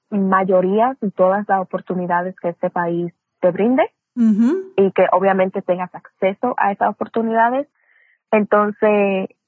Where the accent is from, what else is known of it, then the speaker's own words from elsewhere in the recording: Dominican Republic; also born or lived in Puerto Rico / Brooklyn, New York; nací en Nueva York, en Brooklyn, Nueva York, pero me crié entre República Dominicana y Puerto Rico. Mi mamá es puertorriqueña, mi papá es dominicano